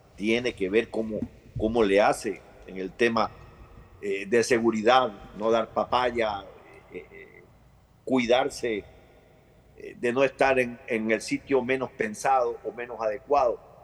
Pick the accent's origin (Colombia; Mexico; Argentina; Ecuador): Ecuador; como ecuatoriano